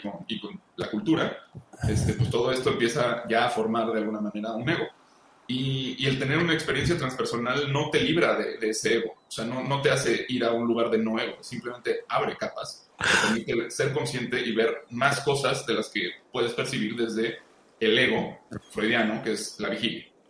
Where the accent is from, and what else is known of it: Mexico